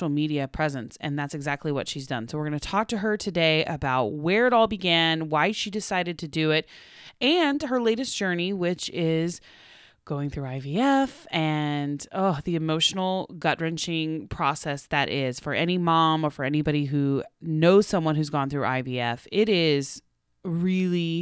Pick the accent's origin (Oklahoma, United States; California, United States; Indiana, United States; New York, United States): Oklahoma, United States; now in Los Angeles, United States; where I'm from Oklahoma, we take the turkey neck and you make it into giblets and gravy